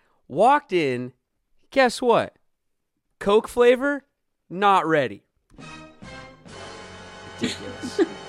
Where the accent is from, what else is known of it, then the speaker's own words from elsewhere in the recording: Seattle, Washington, United States; My whole life growing up in Seattle, it never snowed and it was never warm in the summer.